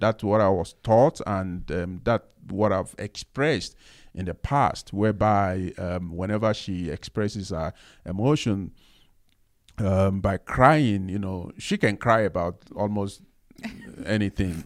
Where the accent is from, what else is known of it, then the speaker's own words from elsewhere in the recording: Nigeria; me being a Nigerian, growing up as a man